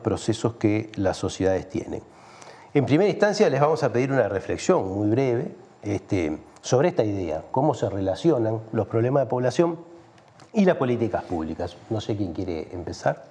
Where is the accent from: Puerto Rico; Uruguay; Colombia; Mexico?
Uruguay; somos los uruguayos que no estamos en el país